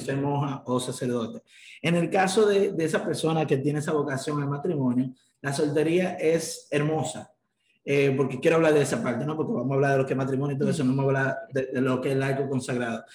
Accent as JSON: {"language": "Spanish", "country": "Dominican Republic", "said": "24 años de edad también, pero soy dominicano"}